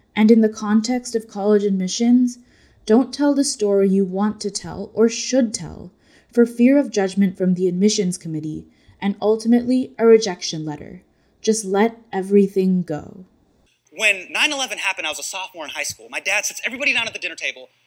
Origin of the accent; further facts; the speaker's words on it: United States; As an Indian American kid growing up in the United States